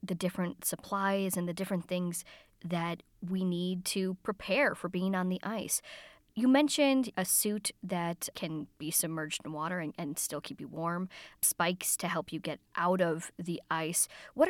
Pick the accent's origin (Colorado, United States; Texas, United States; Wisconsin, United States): Wisconsin, United States; Lake Geneva; I grew up on Geneva Lake down in Lake Geneva